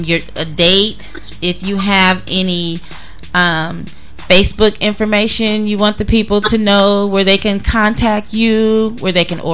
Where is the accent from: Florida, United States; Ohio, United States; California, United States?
California, United States; Duarte; moved away as an adult; also born or lived in Monrovia, California; growing up in DeWarty and Monrovia, we were very close-knit